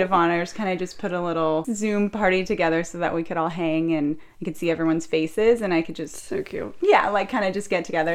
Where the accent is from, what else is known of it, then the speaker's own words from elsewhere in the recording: Orange County, California, United States; I'm 29 years old. I was born and raised in Orange County